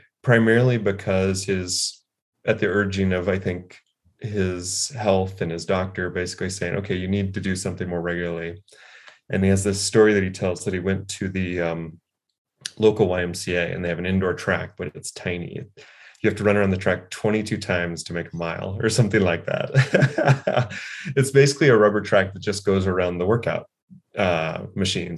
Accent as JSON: {"language": "English", "town": "Lincoln", "region": "Nebraska", "country": "United States", "tie": "born or raised there", "also_born_or_lived": "Novato, California", "moved": "as an adult", "said": "I grew up in the Midwest, in Lincoln, Nebraska, mostly. But ironically, I was born in Novato, in Marin County, California"}